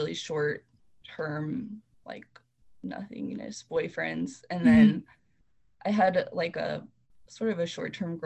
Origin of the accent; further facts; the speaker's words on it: Conway, Arkansas, United States; now in Kansas City, United States; I grew up in Conway, Arkansas, which is a small, pretty southern town.